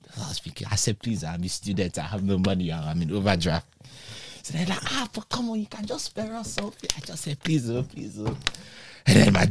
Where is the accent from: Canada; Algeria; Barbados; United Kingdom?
United Kingdom; London; I said, I'm not from Nigeria. And they said, oh. They said, where are you from? I said, fuck. I said, I'm from London.